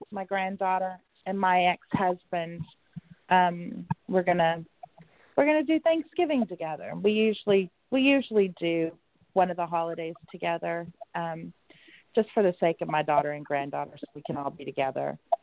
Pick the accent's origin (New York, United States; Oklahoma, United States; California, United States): Oklahoma, United States; I'm from Oklahoma